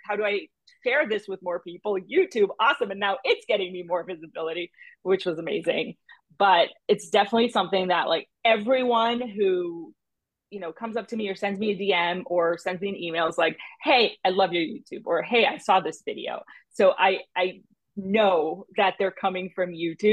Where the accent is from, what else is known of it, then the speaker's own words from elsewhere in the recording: Brazil; moved away; also born or lived in United States; I was living in my hometown back in Brazil. So I had, you know, grown up, done all the things in the US, gone back to Brazil.